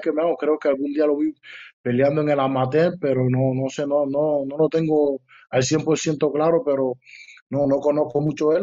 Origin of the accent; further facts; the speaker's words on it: Cuba; moved away as an adult; now in Germany; desde que llegué de Cuba aquí